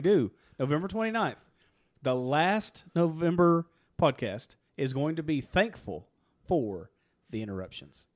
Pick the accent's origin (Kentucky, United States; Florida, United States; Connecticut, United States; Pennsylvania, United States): Kentucky, United States; That's where I'm from